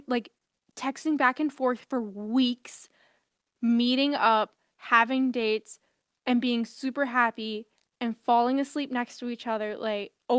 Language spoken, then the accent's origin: English; New York, United States; as a New Yorker